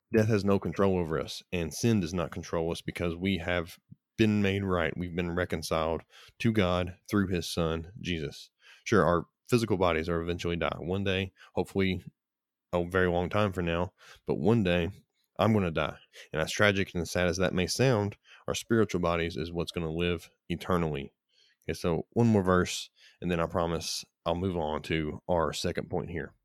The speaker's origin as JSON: {"language": "English", "country": "United States", "said": "as an American, I am grateful the opportunity to live in America"}